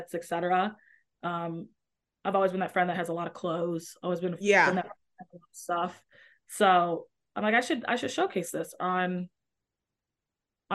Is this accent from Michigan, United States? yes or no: yes; Metro Detroit, Michigan, United States; moved away as an adult; now in Chicago, United States; in Michigan, like Metro Detroit or outside of Detroit